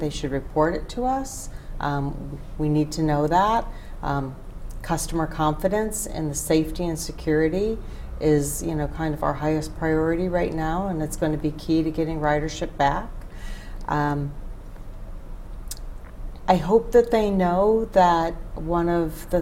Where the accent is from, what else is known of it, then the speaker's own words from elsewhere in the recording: Rochester, New York, United States; moved away as an adult; now in Grand Rapids, United States; So born and raised in Rochester, New York.